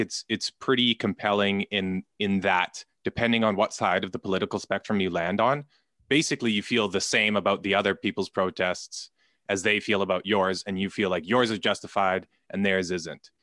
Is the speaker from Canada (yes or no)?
yes; Canada; I'm Canadian